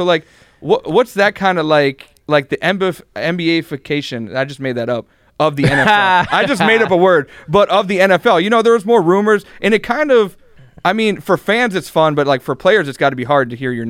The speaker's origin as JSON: {"language": "English", "town": "Cleveland", "region": "Ohio", "country": "United States", "said": "So, we mentioned I'm a Browns fan. I'm from Cleveland."}